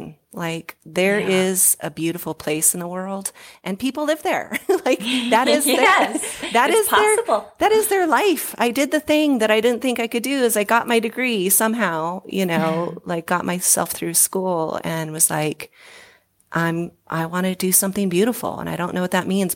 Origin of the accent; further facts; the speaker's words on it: Southern Oregon coast, United States; moved away as an adult; also born or lived in Hawaii; now in Colorado, United States; I'm from the Southern Oregon coast, a really small town. Almost all my family still lives there